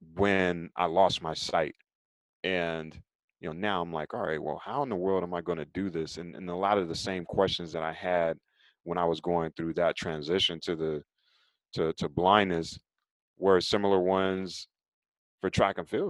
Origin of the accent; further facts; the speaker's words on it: Raleigh, North Carolina, United States; I'm originally from Raleigh, North Carolina, and as a kid growing up in Raleigh